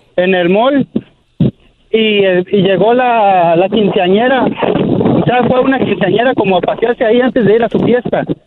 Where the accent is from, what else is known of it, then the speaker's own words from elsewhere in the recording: Nueva Italia, Michoacán, Mexico; now in Sonoma, United States; Yo soy del rancho de Nueva Italia, Michoacán.